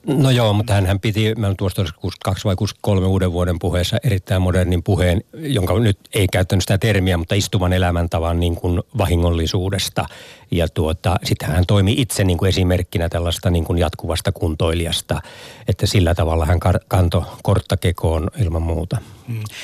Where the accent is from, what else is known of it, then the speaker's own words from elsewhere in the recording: Tornio, Lapland, Finland; mun kotikonnuilla Torniossa